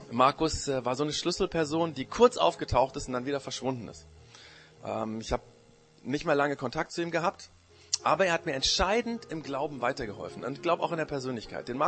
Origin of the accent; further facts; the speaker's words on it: Japan; now in Germany; Das Problem war nur, in dem Land, wo ich aufgewachsen bin, war ich auch der Ausländer. Da wurde ich immer Gaijin genannt. Das ist der japanische, das japanische Schimpfwort für Ausländer.